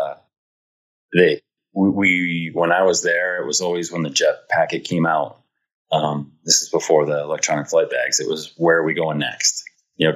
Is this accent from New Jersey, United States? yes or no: no; Michigan, United States; also born or lived in Kansas